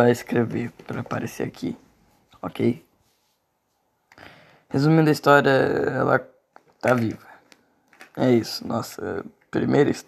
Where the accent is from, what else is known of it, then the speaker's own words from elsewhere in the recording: Minas Gerais, Brazil; Sou do sul de Minas. Não sei se é essa é uma gíria da minha cidade